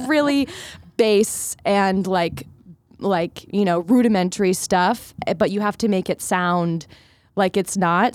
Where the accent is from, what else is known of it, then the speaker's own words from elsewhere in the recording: Philadelphia, Pennsylvania, United States; I grew up in Philadelphia, in the suburbs